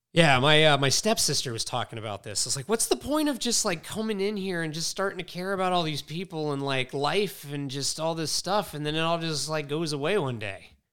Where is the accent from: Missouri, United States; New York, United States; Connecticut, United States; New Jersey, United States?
Connecticut, United States; Mystic; I grew up in Mystic where there's just mad seafood everywhere